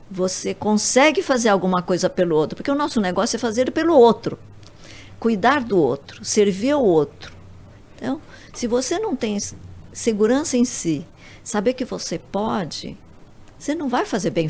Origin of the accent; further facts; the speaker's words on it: Japan; now in Brazil; Eu sou japonesa, tenho a paciência oriental um pouco